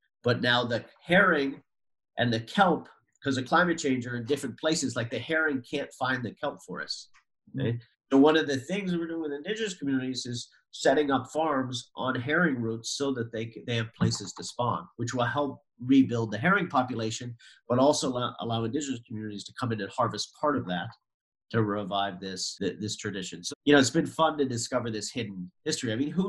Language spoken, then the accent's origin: English; New England, United States; I'm from the East Coast and New England now